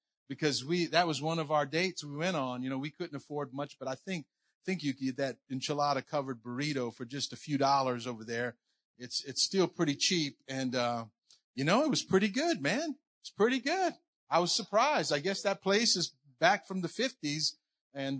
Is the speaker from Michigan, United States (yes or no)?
no; New Iberia, Louisiana, United States; when I was four, we moved down to New Iberia, Louisiana, and I grew up there. So I'm Cajun